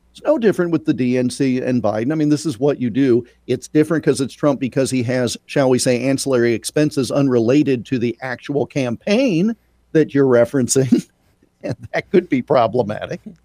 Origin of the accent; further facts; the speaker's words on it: Iowa, United States; as a native Iowan and a huge honk for my home state